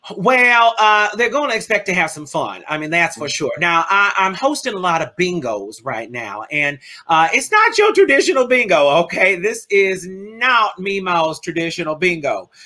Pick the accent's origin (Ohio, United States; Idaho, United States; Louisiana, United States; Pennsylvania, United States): Louisiana, United States; New Orleans; I come from New Orleans